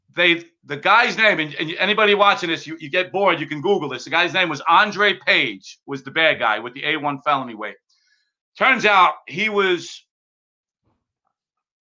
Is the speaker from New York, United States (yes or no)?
yes; New York City, New York, United States; I grew up in the Bronx